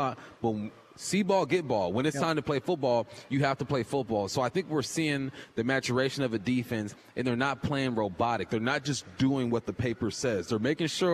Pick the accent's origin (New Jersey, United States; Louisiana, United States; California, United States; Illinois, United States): California, United States; Southern; We're both from Southern California